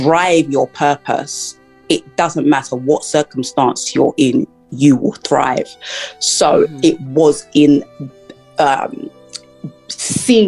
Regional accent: United Kingdom; also born or lived in Florida, United States; I'm from the United Kingdom, and after I graduated from university here

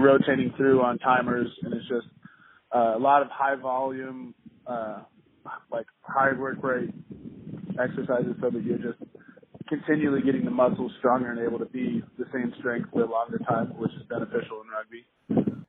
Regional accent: Kansas City, Missouri, United States; moved away as an adult; now in New Orleans, United States; I'm from Kansas City, Missouri

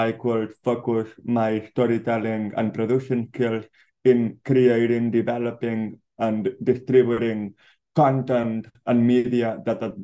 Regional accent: Barcelona, Catalonia, Spain; now in Los Angeles, United States; born and raised in Barcelona

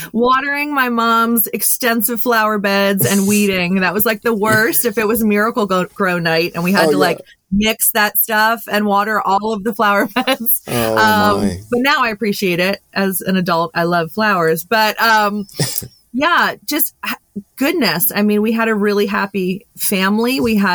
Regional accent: Berks County, Pennsylvania, United States; also born or lived in Lancaster County, Pennsylvania; I grew up in Berks County, Pennsylvania

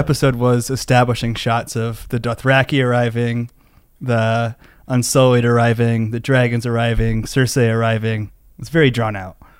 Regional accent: Denver, Colorado, United States; I'm from Denver, Colorado

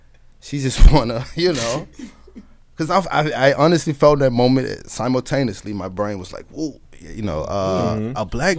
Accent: the South, United States; I'm from the South.

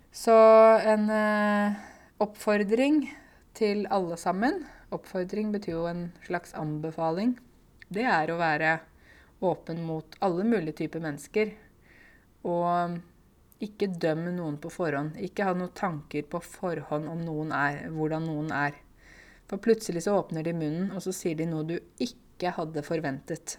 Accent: Norway; jeg er jo en nordmann. Og jeg har vokst opp her, og jeg har norske foreldre

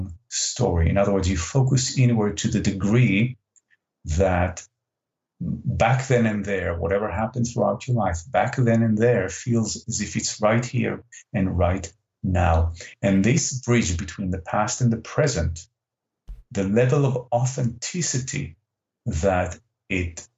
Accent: Israel; English is a second language; moved away; English is not my first language. I'm originally from Israel

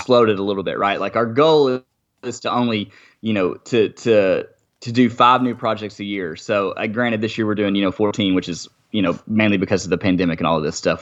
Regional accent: Arkansas, United States; I'm from Arkansas

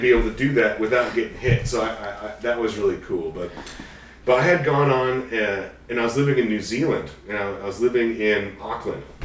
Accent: Redmond, Washington, United States; I was growing up in the Redmond area

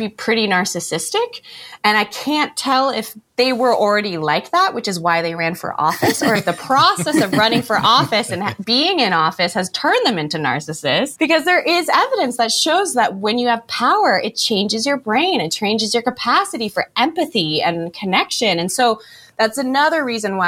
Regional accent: United States; I'm from the United States

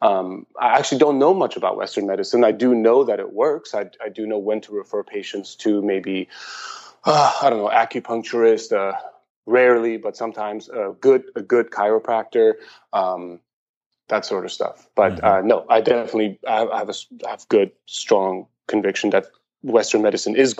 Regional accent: Iran; also born or lived in Germany / San Diego, United States; now in Portland, United States; I was born in Iran, and I lived in Germany for a while

